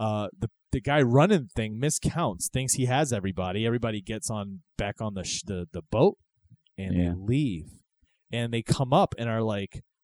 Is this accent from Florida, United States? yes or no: yes; Florida, United States; Growing up in Florida